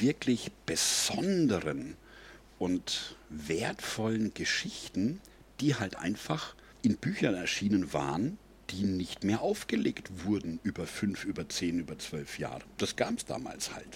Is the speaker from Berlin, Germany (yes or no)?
no; Üngershausen, Bavaria, Germany; So als kleiner Bub vom Land, ich komme ja aus Üngershausen, ja, so elf Kilometer süd-südwestlich von Würzburg